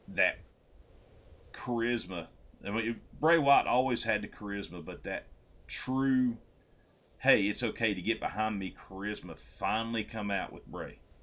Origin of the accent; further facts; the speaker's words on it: West Virginia, United States; I'm from West Virginia